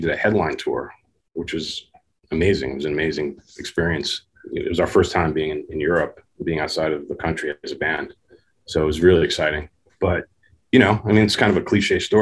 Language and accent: English; Yonkers, New York, United States; where I lived growing up in Yonkers